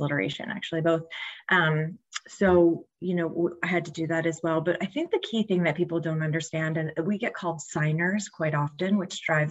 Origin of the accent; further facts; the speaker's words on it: Lancaster, Pennsylvania, United States; I'm from Lancaster, Pennsylvania